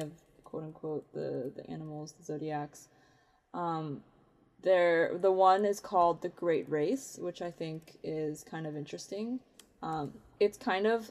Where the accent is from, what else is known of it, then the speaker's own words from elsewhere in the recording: United States; I'm Chinese, but I was born in the United States